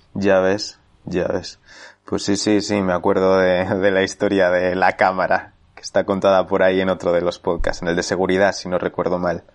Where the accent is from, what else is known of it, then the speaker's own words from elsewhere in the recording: Spain; moved away as an adult; also born or lived in London, United Kingdom; yo que había vivido toda la vida en mi pueblo de 500 habitantes